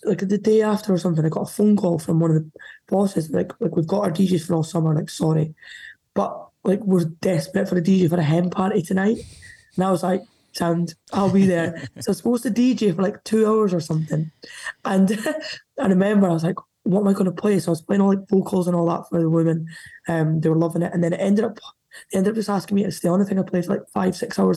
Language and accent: English; Scotland, United Kingdom; I'm Scottish